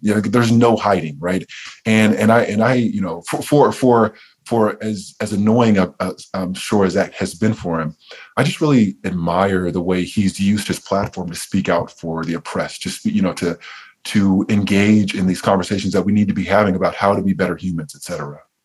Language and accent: English; Riverside, California, United States; I grew up in Southern California and I grew up an hour outside of LA in Riverside